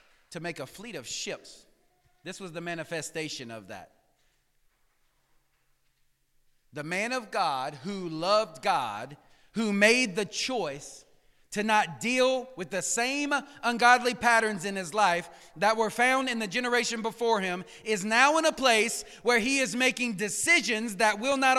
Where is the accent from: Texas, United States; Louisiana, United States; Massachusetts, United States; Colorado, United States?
Louisiana, United States; Cajun; accent: Cajun; I'm a Cajun